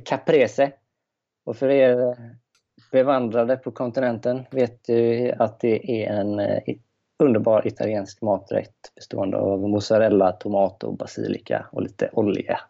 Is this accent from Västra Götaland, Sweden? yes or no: yes; just outside Gothenburg, Västra Götaland, Sweden; accent: Göteborgska; Jag kommer strax utanför, utanför från Göteborg